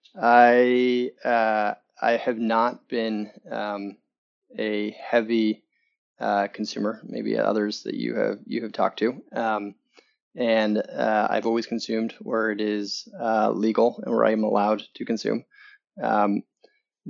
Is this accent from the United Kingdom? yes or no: no; Canada; accent: Canadian; moved away as an adult; now in Chicago, United States; Originally from Canada. And then came to the US a number of years ago